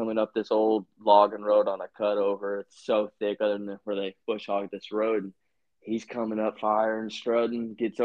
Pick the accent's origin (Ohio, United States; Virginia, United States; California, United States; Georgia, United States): Virginia, United States; moved away; also born or lived in Utah; When I grew up in Virginia